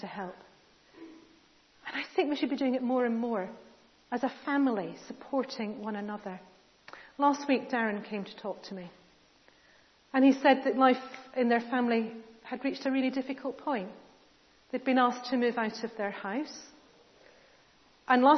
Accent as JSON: {"language": "English", "country": "United Kingdom", "said": "we're British"}